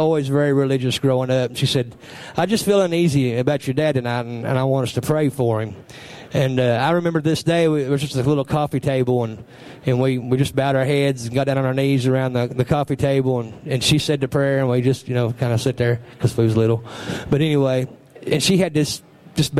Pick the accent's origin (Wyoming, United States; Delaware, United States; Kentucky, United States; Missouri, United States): Kentucky, United States; Eastern; also born or lived in California; Back when I was growing up in East Kentucky, I was born in California. My mom and dad moved to East Kentucky when I was three